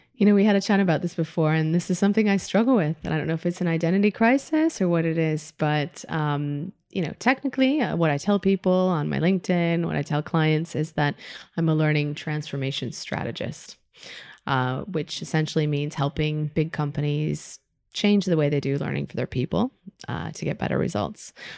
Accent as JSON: {"language": "English", "region": "Midwest", "country": "United States", "tie": "born or raised there", "moved": "as an adult", "lives_now": "Spain", "said": "growing up in the Midwest, you know, my parents could not be more white, more Midwestern, more, like, Wisconsin"}